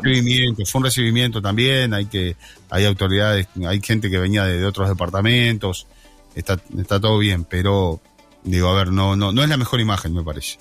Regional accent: Rocha, Uruguay; yo soy nacido en Rocha Ciudad. La mayoría somos nacidos en Rocha Ciudad

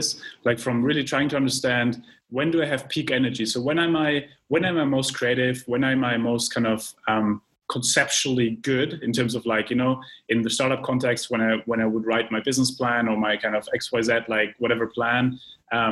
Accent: Germany; moved away; I come from Germany, as you know, and as maybe some of our viewers and listeners, and you know, I grew up with a planning mindset

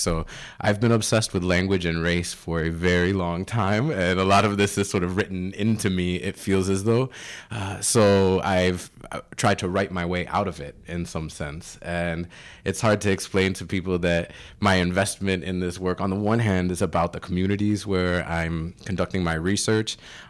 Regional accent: Canada; Yeah, so I'm a Canadian Puerto Rican, and I am a dual citizen of Canada and the U.S., so that's not something everybody knows.

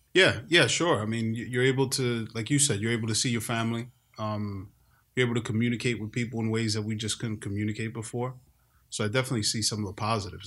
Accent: New York, United States; also born or lived in Bronx, New York; I grew up in New York. I grew up in Washington Heights, North Harlem. I lived in the Bronx

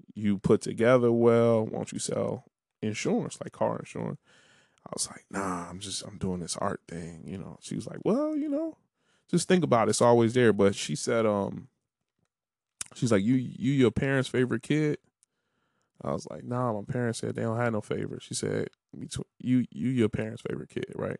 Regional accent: Harvey, Illinois, United States; moved away; also born or lived in Washington, District of Columbia, United States; I always try to rep Harvey

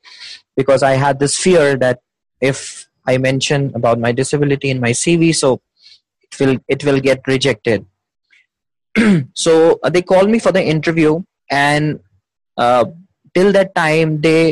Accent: Delhi, India; I'm from Delhi, India.

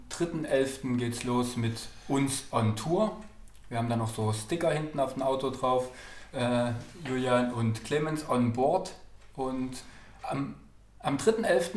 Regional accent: East Germany, Germany; als Ossis

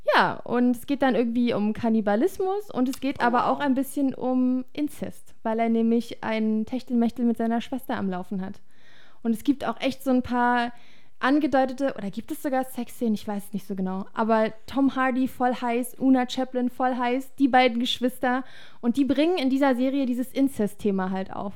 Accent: Germany; bei uns in Deutschland

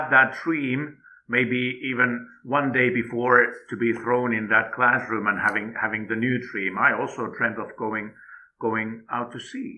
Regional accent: Finland; moved away as an adult; now in Qatar; my home country

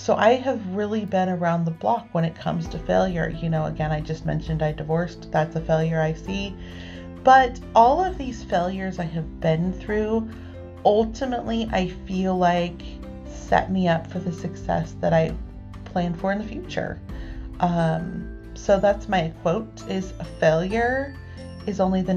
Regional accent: Northern California, United States; lives in Northern California. I've been here my entire life. I've lived within 4 hours of my hometown my entire life.

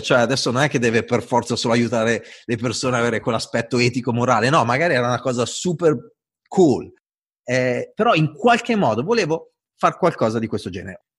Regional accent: Italy; accent: Italian; sono italiano, ho l'accento italiano

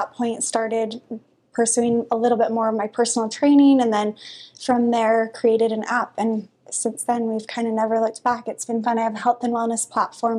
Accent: Holladay, Utah, United States; also born or lived in Midvale; I grew up in Holiday. My parents still live there right behind Olympus

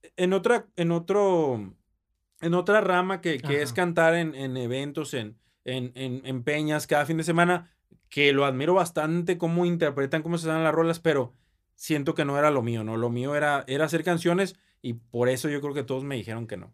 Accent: Monterrey, Nuevo León, Mexico; Yo nací aquí en la ciudad de Monterrey, orgullosamente

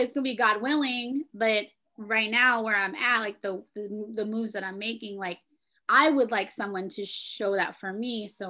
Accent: Philippines; being a Filipino, like raised in a cat, like we ate a lot of pork, yeah.

